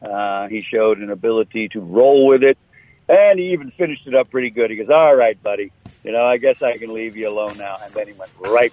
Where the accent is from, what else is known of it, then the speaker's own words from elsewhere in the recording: East Coast, United States; moved away; also born or lived in Twin Cities, Minnesota; I'm coming from the East Coast originally